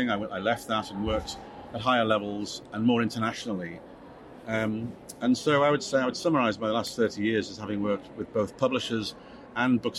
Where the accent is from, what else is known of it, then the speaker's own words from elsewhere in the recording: North West England, United Kingdom; it's a home game for me because it's uh, Liverpool, and I grew up on the Wirral, just over the other side of the water.